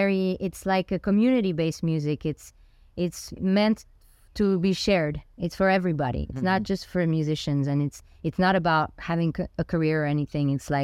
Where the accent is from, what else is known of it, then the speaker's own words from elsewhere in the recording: Samois-sur-Seine, Île-de-France, France; first language Spanish; English is a second language; moved away; also born or lived in Fontainebleau, France / Dominican Republic (ancestry); I grew up in a little village in France out on the outskirts of Paris. It's a tiny little village called Samois. It's 2,000 people. But it's the village where Django Reinhardt used to live and where he's buried.